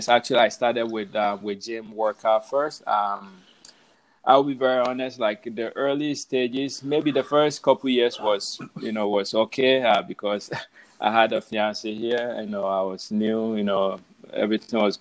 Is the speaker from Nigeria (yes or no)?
no; Ghana; moved away as an adult; now in New York City, United States; I was born in Ghana, so I left Ghana. August 10th, I landed in New York City, JFK, August 11th, 2009, I believe. So I've been here a little over 10 years now.